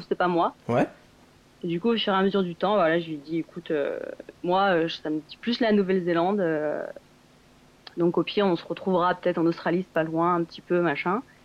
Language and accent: French; Grenoble, Auvergne-Rhône-Alpes, France; also born or lived in Bourg-Saint-Maurice; je viens de Grenoble à la base, dans les Alpes